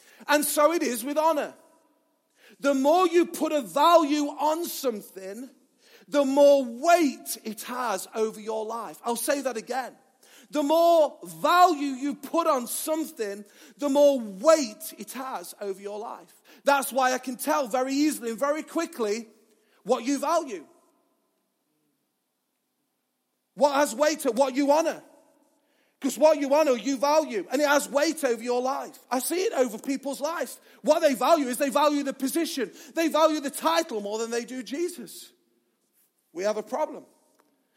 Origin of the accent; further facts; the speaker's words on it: Mansfield, East Midlands, United Kingdom; I'm from Mansfield, that's how they talk as well.